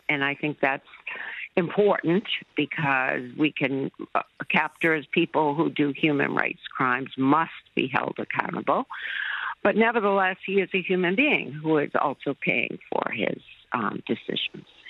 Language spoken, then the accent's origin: English; United States; as an American